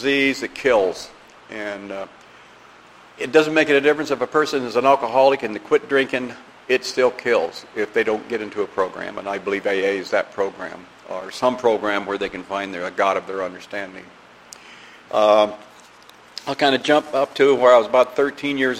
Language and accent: English; Iowa, United States; I grew up in the Midwest. I was raised in Iowa. Grew up in a small village